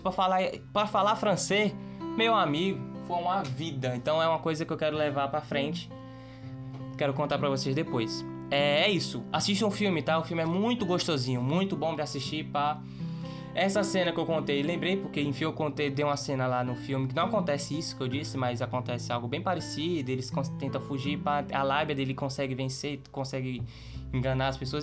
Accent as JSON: {"language": "Portuguese", "country": "Brazil", "said": "eu sou, sou brasileiro"}